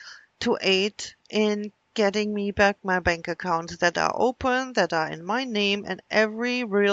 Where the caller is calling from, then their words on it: Wisconsin, United States; I'm calling from Wisconsin.